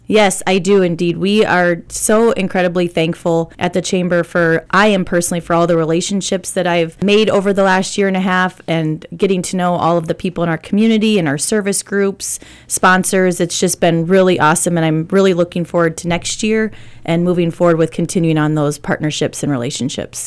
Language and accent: English; Iowa, United States; moved away; I was born and raised in Iowa